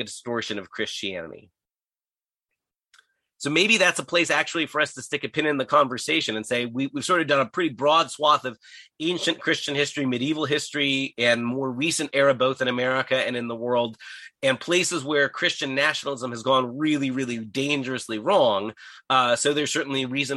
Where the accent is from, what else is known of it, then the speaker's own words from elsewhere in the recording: United States; me as an American